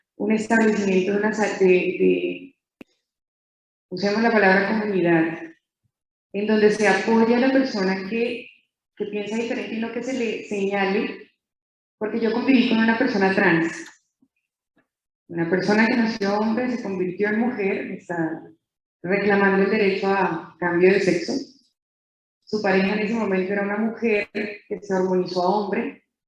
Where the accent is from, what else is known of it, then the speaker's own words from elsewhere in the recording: Colombia; moved away; soy colombiana también